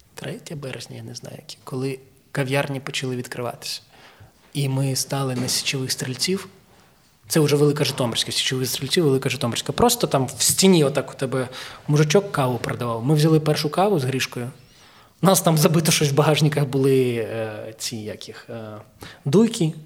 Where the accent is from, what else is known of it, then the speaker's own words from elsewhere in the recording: Ukraine; also born or lived in Kyiv; я народився в Україні